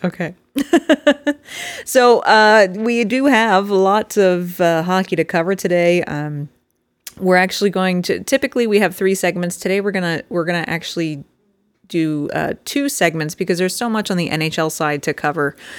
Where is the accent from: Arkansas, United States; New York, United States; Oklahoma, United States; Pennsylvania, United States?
Pennsylvania, United States; Flyers region; the growing up in the Flyers region gal in me